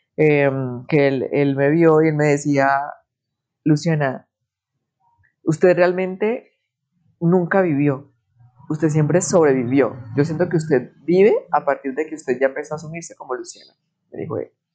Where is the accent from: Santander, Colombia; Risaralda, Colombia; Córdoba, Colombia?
Santander, Colombia; Bucaramanga; moved away as an adult; me regresé para mi ciudad natal, que es Bucaramanga, a la casa de mis papás.